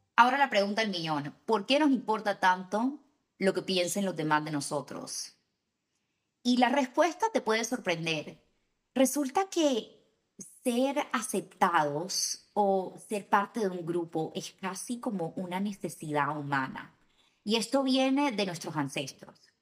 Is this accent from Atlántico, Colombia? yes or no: yes; Barranquilla, Atlántico, Colombia; especialmente de donde soy yo